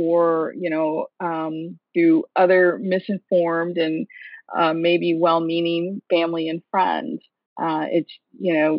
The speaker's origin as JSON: {"language": "English", "region": "Michigan", "country": "United States", "tie": "born or raised there", "moved": "yes", "lives_now": "Washington, D.C., United States", "said": "Michigan, my home state"}